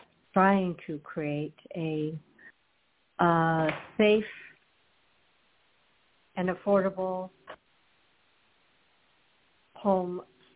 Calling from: Florida, United States; I'm calling from Florida.

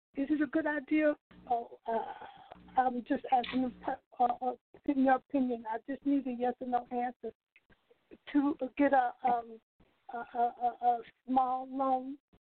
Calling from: Chicago, Illinois, United States

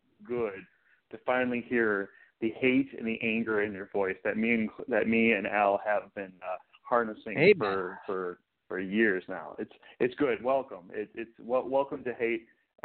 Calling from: Houston, Texas, United States; from Houston.

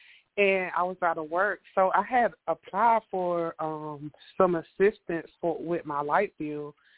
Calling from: North Carolina, United States; Calling from North Carolina.

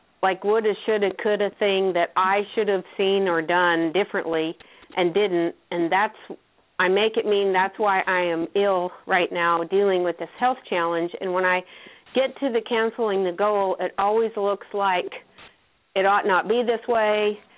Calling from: North Carolina, United States; I'm in North Carolina.

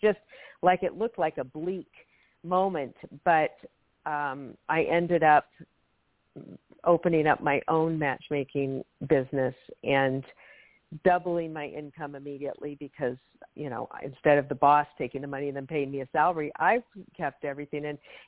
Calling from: Washington, United States; From Washington State. Thank you so much for taking my call.

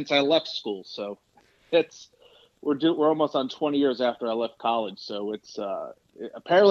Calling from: Indianapolis, Indiana, United States; I am in Indianapolis, Indiana right now.

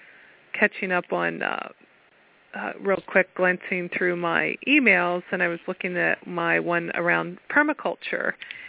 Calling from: Pennsylvania, United States

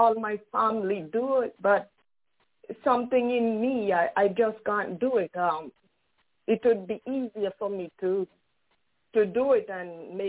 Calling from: Brooklyn, New York, United States; from Brooklyn, New York.

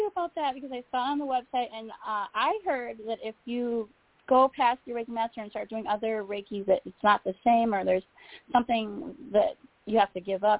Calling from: Illinois, United States; Hi, I'm … from Illinois.

